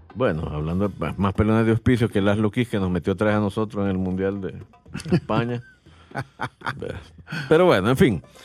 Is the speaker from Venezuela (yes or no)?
no; El Salvador; como salvadoreños bayunco que somos